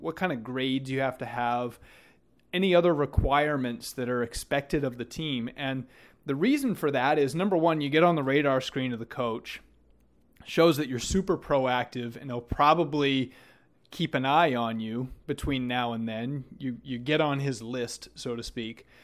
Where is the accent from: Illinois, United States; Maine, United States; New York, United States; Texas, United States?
Maine, United States; moved away as an adult; also born or lived in Florida; growing up in Maine